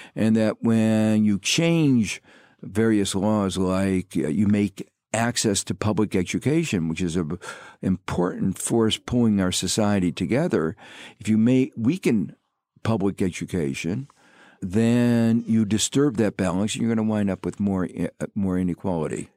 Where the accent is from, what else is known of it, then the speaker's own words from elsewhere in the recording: Gary, Indiana, United States; moved away; I grew up in Gary, Indiana, which is a steel town on the southern shore of Lake Michigan